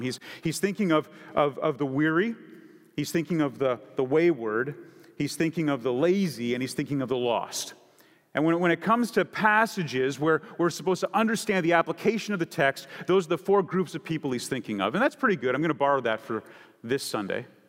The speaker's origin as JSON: {"language": "English", "country": "Canada", "tie": "born or raised there", "moved": "yes", "lives_now": "San Diego, United States", "said": "I grew up in Canada"}